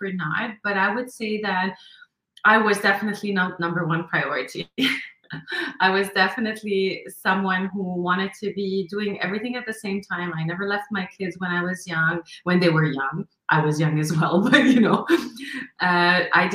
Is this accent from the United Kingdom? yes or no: no; Lebanon; moved away as an adult; now in Montreal, Canada; I come originally from Lebanon, and I grew up actually in war times of Lebanon